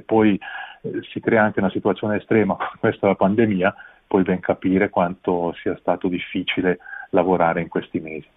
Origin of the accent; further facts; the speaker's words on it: Ticino, Switzerland; anche noi abbiamo le nostre responsabilità come ticinesi